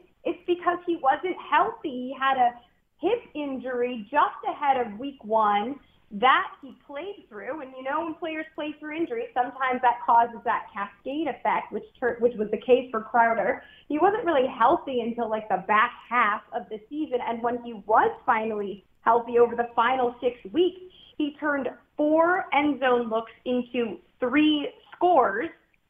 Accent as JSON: {"language": "English", "region": "Midwest", "country": "United States", "tie": "born or raised there", "said": "I liked Canton, Ohio, growing up in the Midwest. It's like a weird place that I have fond memories from."}